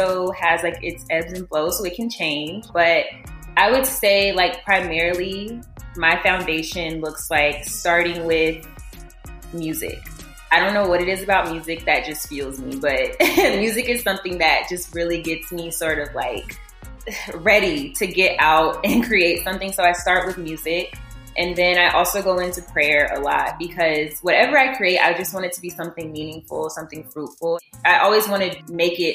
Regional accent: Columbia, South Carolina, United States; moved away as an adult; now in Dallas, United States; I'm originally from Columbia, South Carolina

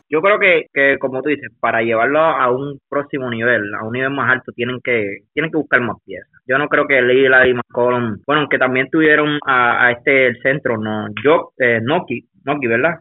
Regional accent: Puerto Rico; a nosotros los puertorriqueños

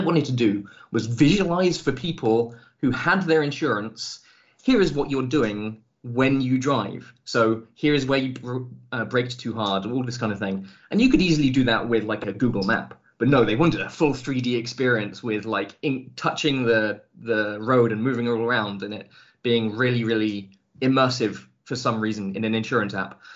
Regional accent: England, United Kingdom; moved away as an adult; also born or lived in Scotland; now in Germany; I lived uh, for. Uh, about 20 years of my life in England

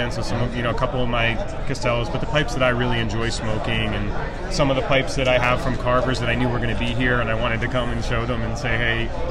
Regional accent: New Jersey, United States; I am from New Jersey

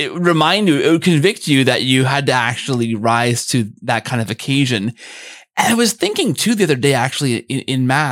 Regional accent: Canada; I'm Canadian

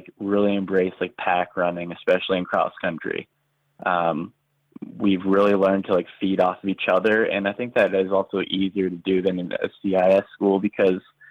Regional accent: Canada; moved away as an adult; also born or lived in Indiana; back home to Canada

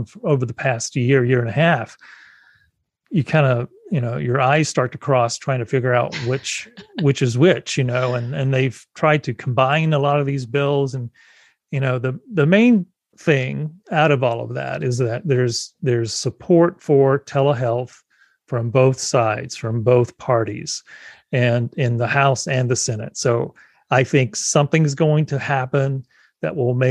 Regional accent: South Carolina, United States; moved away; legislation is being challenged in South Carolina. So my home state

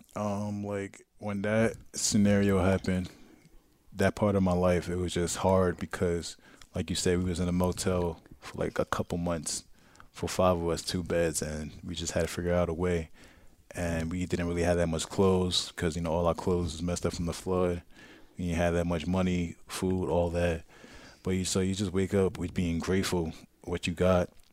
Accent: New York City, New York, United States; moved away as an adult; also born or lived in Brooklyn; now in Tampa, United States; I'm from Queens

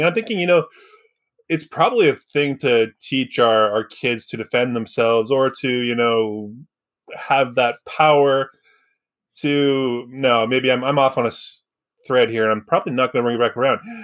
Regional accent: Surrey, British Columbia, Canada; I grew up in Surrey, which is a little different

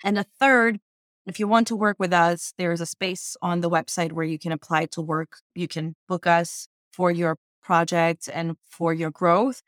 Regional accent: Armenia; moved away as an adult; now in United States; I immigrated from Armenia to the United States

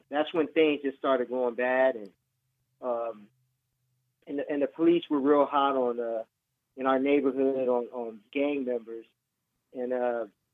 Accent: San Diego, California, United States; I was born in San Diego, California.

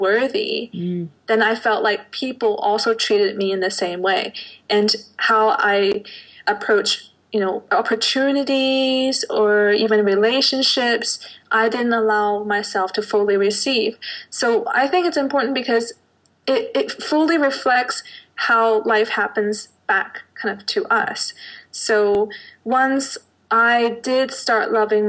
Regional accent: Canada; also born or lived in Hong Kong; now in Zurich, Switzerland; I was born in Hong Kong, but raised in Canada, but now I'm living in Zurich, Switzerland

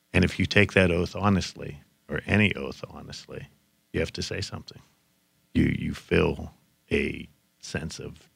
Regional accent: Johnstown, Pennsylvania, United States; in my hometown of Johnstown, Pennsylvania

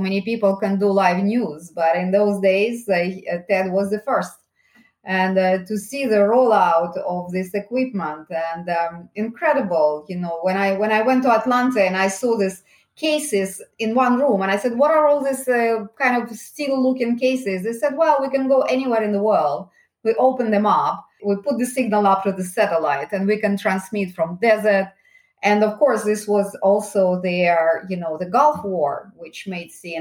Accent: Saint Petersburg, Russia; moved away as an adult; now in United Kingdom; Originally, maybe you can hear my accent. I actually come from Russia. I was born in St. Petersburg and I came to United Kingdom in the early 90s.

